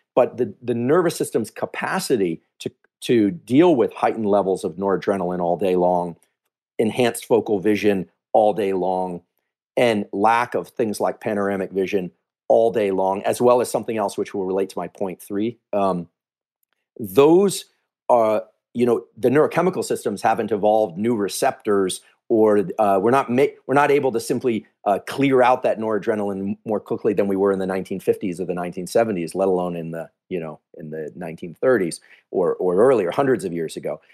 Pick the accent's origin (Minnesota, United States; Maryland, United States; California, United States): California, United States; Silicon Valley; I grew up here in Silicon Valley, I'm from here